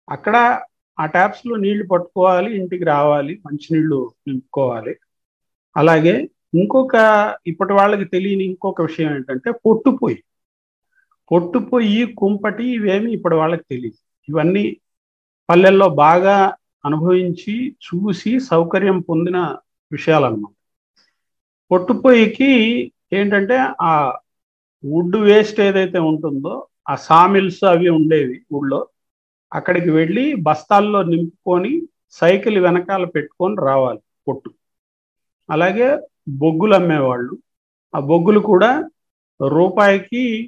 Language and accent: Telugu; Rajampet, Andhra Pradesh, India; also born or lived in Kadapa; నేను పుట్టింది కడప టౌన్లోనే పుట్టాను కానీ జస్ట్ ఒక ఐదేళ్ల వయసుకే నాన్నగారికి రాజంపేట ట్రాన్స్ఫర్ కావడం వల్ల రాజంపేట లో మన్నూరు అని విలేజ్